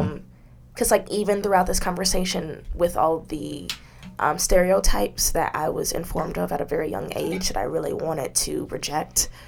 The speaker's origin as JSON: {"language": "English", "country": "United States"}